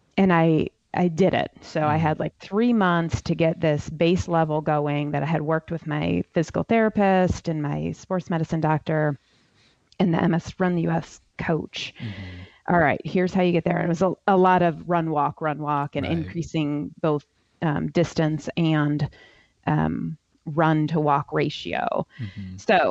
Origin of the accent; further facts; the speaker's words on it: Ohio, United States; now in South Carolina, United States; Where I grew up in Ohio